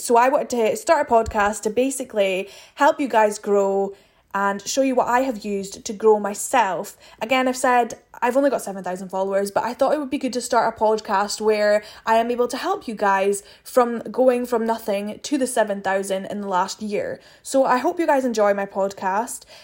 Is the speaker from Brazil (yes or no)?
no; Aberdeen, Scotland, United Kingdom; I am from Aberdeen in Scotland.